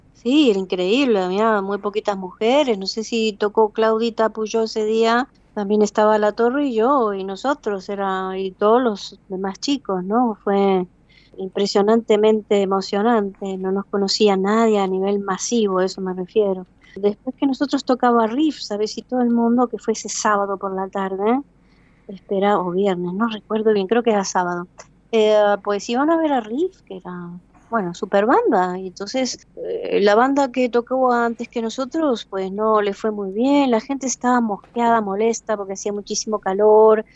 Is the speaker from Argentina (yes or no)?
yes; Buenos Aires, Argentina; moved away as an adult; also born or lived in Madrid, Spain; now in Spain; Buenos Aires, Argentina, pues es mi tierra, la raíz está un poco más profunda del árbol